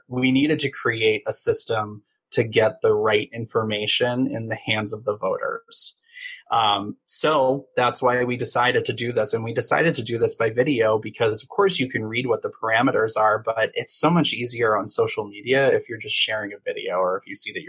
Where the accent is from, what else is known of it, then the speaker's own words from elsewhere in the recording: Massachusetts, United States; now in California, United States; I'm from Massachusetts and I grew up 15 minutes away from the New Hampshire border.